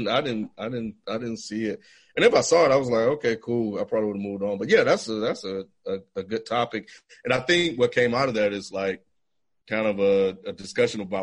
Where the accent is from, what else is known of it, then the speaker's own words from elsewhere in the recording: the Southern states, United States; growing up in the Southern states